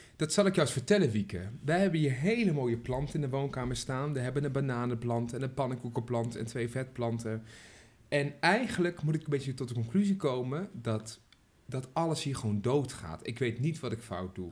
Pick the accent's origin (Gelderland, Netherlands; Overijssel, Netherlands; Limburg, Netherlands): Gelderland, Netherlands; Arnhem; accent: Arnhems; ik ben een echte Arnhemmer